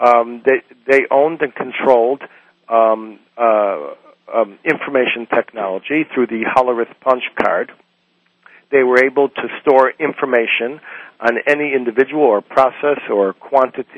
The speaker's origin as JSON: {"language": "English", "country": "United States", "tie": "born or raised there", "said": "when I was born in the United States in 1950"}